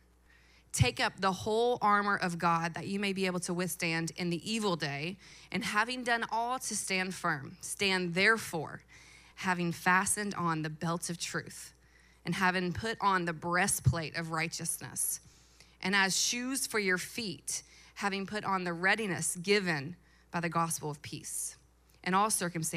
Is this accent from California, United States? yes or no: no; Louisville, Kentucky, United States; I was born and raised in Louisville. I went to PRP High School